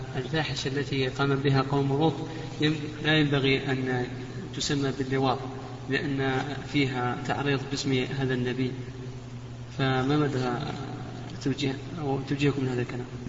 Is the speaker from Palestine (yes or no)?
no; Kuwait; أنا من الكويت